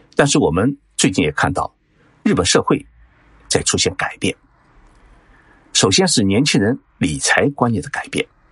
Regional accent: China; 我们中国

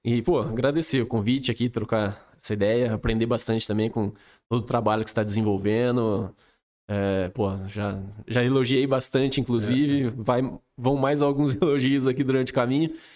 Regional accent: Espírito Santo do Pinhal, São Paulo, Brazil; moved away as an adult; also born or lived in Campinas / Dublin; eu sou daqui de Pinhal, família inteira daqui de Pinhal, meu pai e minha mãe

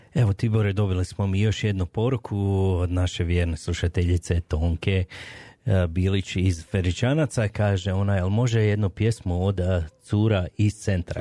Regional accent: Slavonia, Croatia; now in Calgary, Canada; ja sam isto iz Slavonije, ja sam šokac

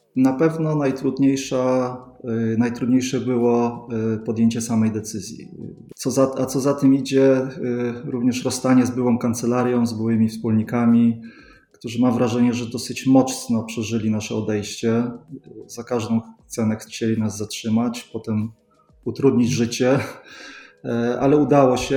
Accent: Sweden; moved away as an adult; now in Poland; Ja się wychowałem w Szwecji, tam kończyłem szkołę podstawową, studia

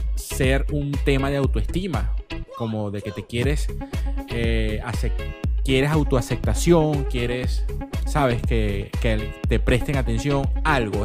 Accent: Venezuela; nosotros como, como, venezolanos

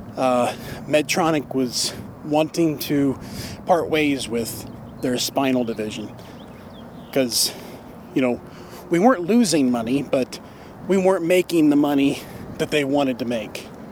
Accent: Warsaw, Indiana, United States; located in the orthopedic capital of the world, which happens to be my hometown

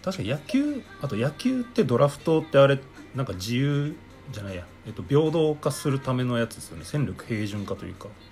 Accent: Japan; 日本人日本で生まれ育った

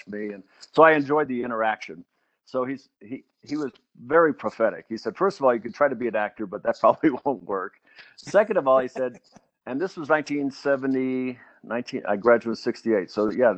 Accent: St. Augustine, Florida, United States; I grew up in St. Augustine, Florida, just below Jacksonville.

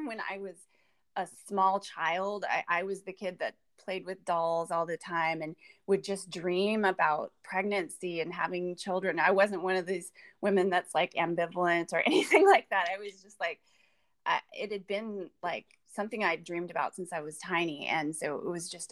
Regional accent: California, United States; I come from California. Had a pretty normal life

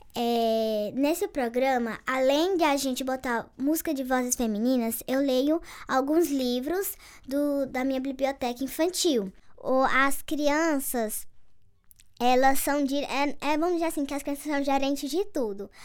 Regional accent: Nova Olinda, Ceará, Brazil; eu tenho 11 anos, sou aqui de Nova Olinda

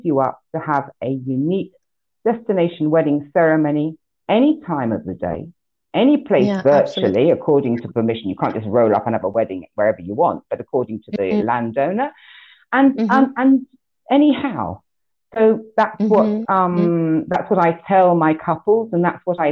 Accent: United Kingdom; now in Greece; my home country, the UK

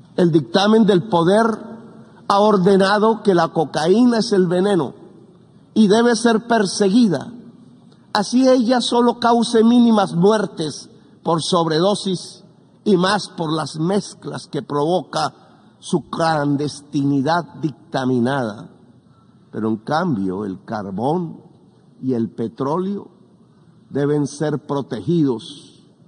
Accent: Colombia

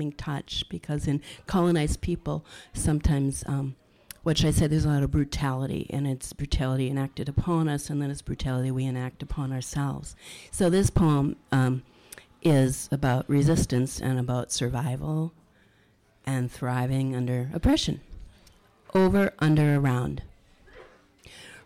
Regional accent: Minneapolis, Minnesota, United States; also born or lived in St. Paul; I was born in Minneapolis, and I live in St. Paul

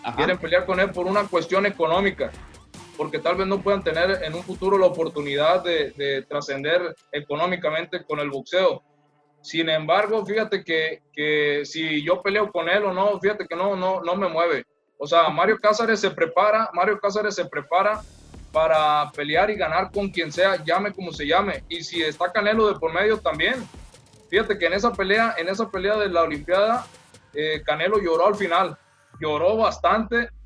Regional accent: Culiacán, Sinaloa, Mexico; yo soy de acá de Culiacán, acá eh, eh, vivo, aquí es mi familia

